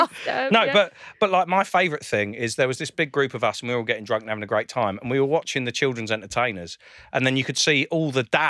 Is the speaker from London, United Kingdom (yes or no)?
yes; London, United Kingdom; because I'm from South London.